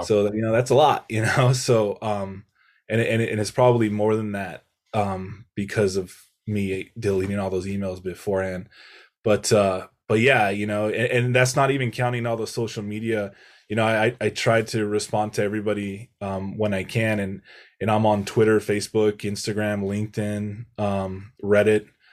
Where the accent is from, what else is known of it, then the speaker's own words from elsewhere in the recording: Santa Barbara, California, United States; my quality of life growing up in Santa Barbara